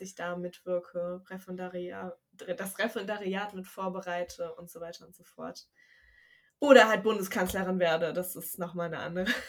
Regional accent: Wuppertal, North Rhine-Westphalia, Germany; moved away as an adult; now in Bremen, Germany; Ich komme ja aus Wuppertal

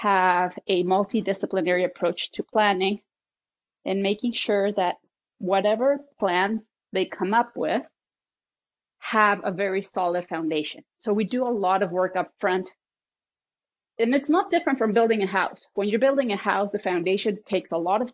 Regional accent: Mexico; moved away; I was born in Mexico in a German family, and obviously was raised in a European way in Mexico.

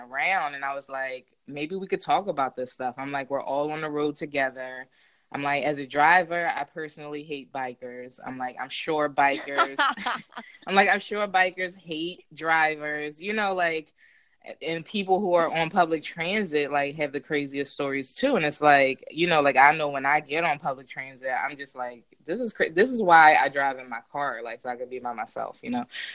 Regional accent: Philadelphia, Pennsylvania, United States; I am from Philadelphia

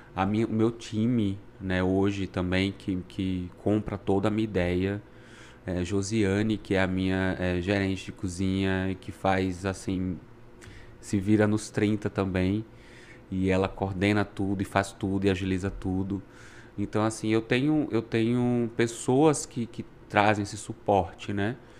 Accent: Brazil; moved away as an adult; now in Canada; A gente, como bom brasileiro, adapta

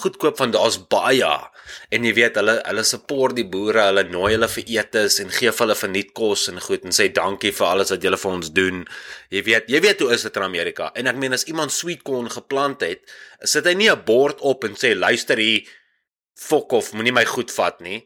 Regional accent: Dewetsdorp, Free State, South Africa; now in Canada; van die Wetstorp af.

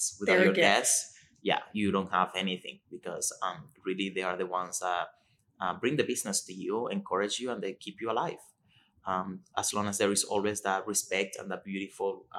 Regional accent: Venezuela; English is a second language; moved away as an adult; now in Toronto, Canada; I was born in Venezuela. I came to Canada 13 years ago, and I started with the Vera Institute and Academy

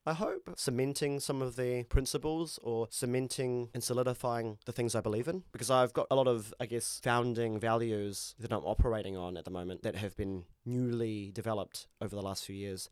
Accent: Christchurch, Canterbury, New Zealand; I grew up in Christchurch

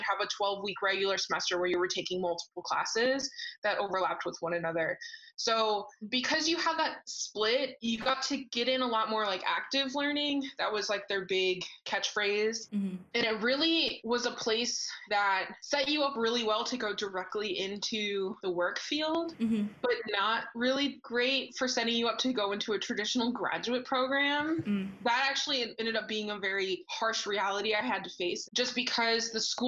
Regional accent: Missouri, United States; moved away; also born or lived in Alaska; where I grew up in Missouri

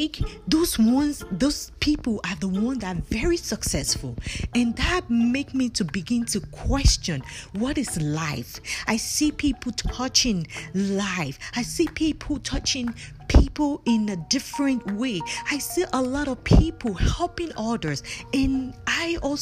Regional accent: Nigeria; moved away as an adult; I was born and raised in Nigeria. I came to this country more than 15 years

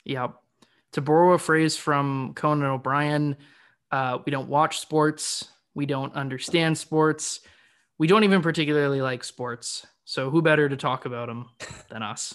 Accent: Canada; I'm a Canadian boy

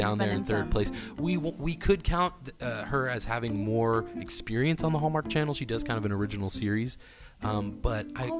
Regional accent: San Francisco, California, United States; I'm from San Francisco, California

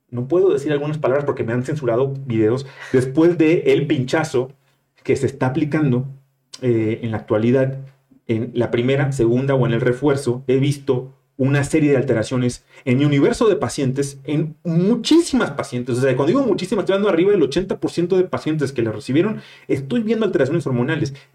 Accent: Monterrey, Nuevo León, Mexico; moved away; aunque yo no, yo no cuento como regio, soy

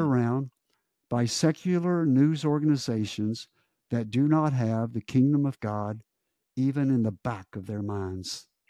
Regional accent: United States; as an American

